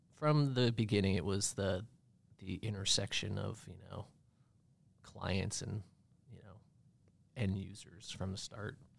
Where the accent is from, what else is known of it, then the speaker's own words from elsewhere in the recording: Bar Harbor, Maine, United States; also born or lived in Connecticut; I moved to Maine when I was about ten years old and grew up